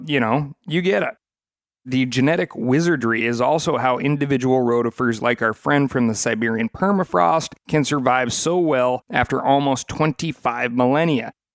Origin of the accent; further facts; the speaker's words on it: Montana, United States; moved away; my home state of Montana